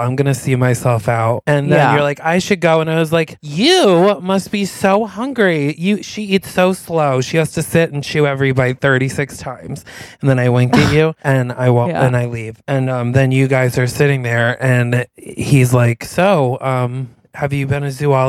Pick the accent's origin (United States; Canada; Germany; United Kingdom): United States; New York; And I'm like, sorry, we're from New York.